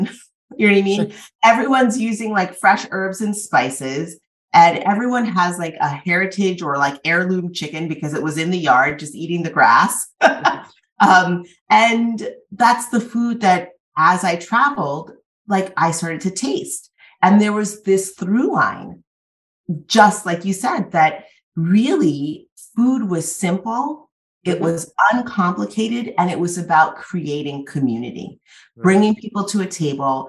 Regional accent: Massachusetts, United States; also born or lived in Cambridge, Massachusetts / Trinidad and Tobago; when I was growing up in Massachusetts, I did grow up in this

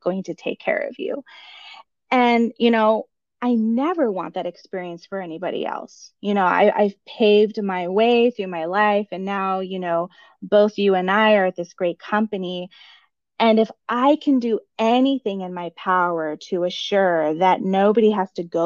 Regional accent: United States; I am the daughter of immigrants. I grew up in the United States

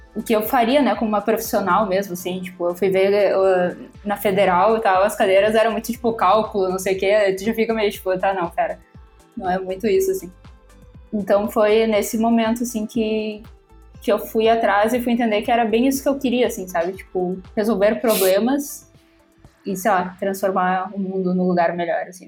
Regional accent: Porto Alegre, Rio Grande do Sul, Brazil; sou de Porto Alegre

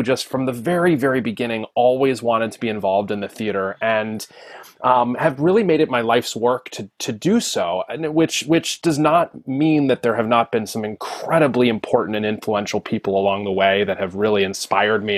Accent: Wheeling, West Virginia, United States; moved away as an adult; also born or lived in Pennsylvania; I was born and raised in Wheeling, West Virginia

